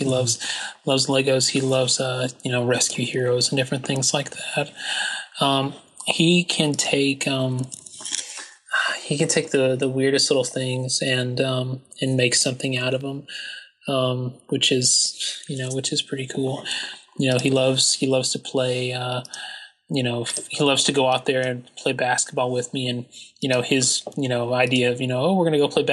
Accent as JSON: {"language": "English", "region": "the South", "country": "United States", "said": "I'm a Southerner"}